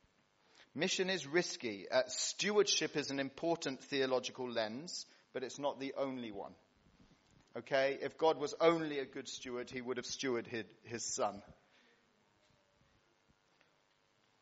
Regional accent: Cyprus; moved away; When I was a kid growing up in Cyprus

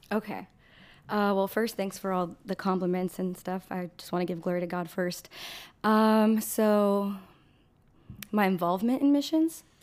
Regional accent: Bellflower, California, United States; also born or lived in Los Angeles, California; I was born in Los Angeles, California, and I've been raised in the city of Bellflower, California.

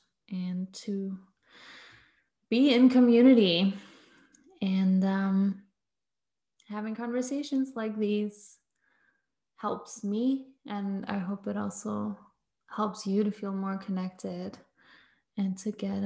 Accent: Berlin, Germany; I'm from Berlin in Germany

